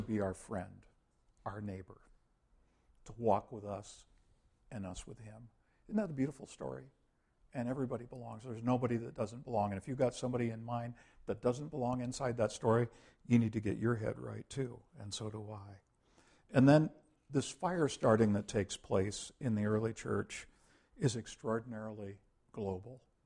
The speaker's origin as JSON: {"language": "English", "country": "United States", "said": "we used to do missionary work to the world as American Christians"}